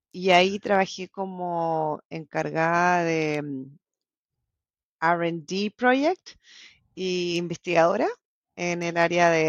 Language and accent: Spanish; La Serena, Coquimbo, Chile; moved away as an adult; also born or lived in Bolivia; now in Norway; Yo nací en Bolivia, mi papá es chileno y a los nueve años me mudé a Chile.